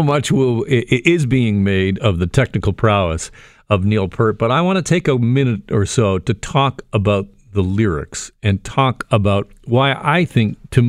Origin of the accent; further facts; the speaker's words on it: Burlington, Ontario, Canada; But for me, as a young suburban kid growing up in Burlington, the albums of … and the music of … helped shape me in a way that is difficult to describe. I was raised in a religious family